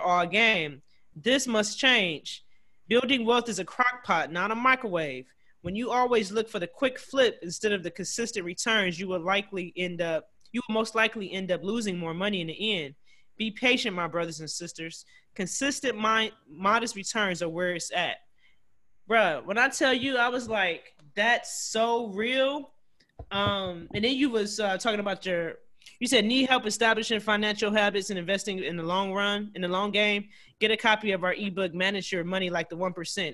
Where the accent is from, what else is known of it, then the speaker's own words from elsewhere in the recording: Cleveland, Ohio, United States; now in Washington, D.C., United States; I actually live here in D.C., so I'm from Cleveland